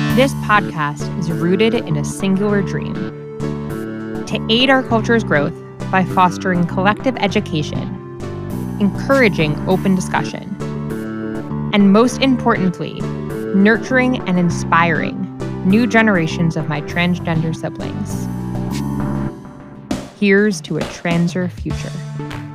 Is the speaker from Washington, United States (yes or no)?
no; New Jersey, United States; My home state